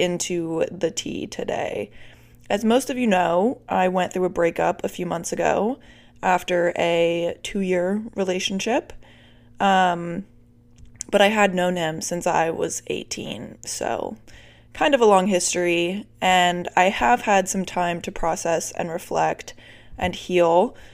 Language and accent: English; Virginia, United States; moved away; I'm still in Virginia for the holidays